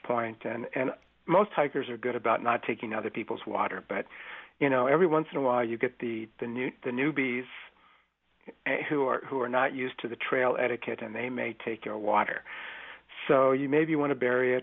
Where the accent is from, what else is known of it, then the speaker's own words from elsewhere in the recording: California, United States; I've lived in the Bay Area and I grew up in California